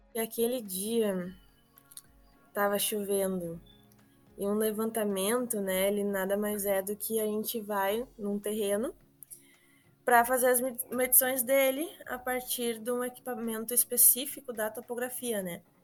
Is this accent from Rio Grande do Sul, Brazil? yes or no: yes; Portão, Rio Grande do Sul, Brazil; Eu sou aqui de Voti